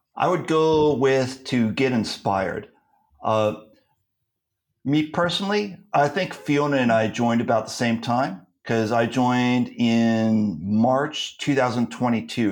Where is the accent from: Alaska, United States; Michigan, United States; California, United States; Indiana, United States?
California, United States; now in Turkey; I'm from California, so I also speak Californian